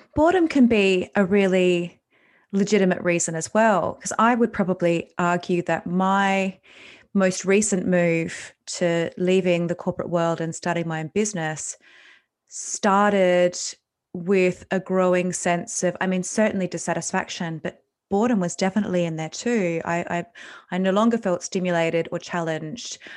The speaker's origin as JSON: {"language": "English", "country": "Australia", "said": "I'm Australian"}